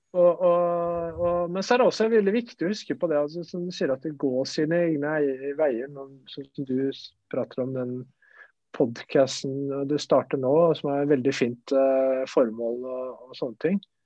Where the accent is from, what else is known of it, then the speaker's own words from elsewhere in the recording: Flateby, Akershus, Norway; moved away as an adult; also born or lived in Spain / Italy; Jeg er romeriking. Jeg er oppvokst på Flateby